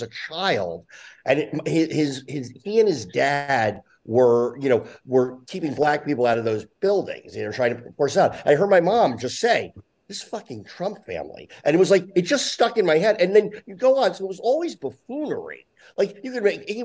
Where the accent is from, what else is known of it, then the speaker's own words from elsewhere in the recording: New Jersey, United States; I grew up in Jersey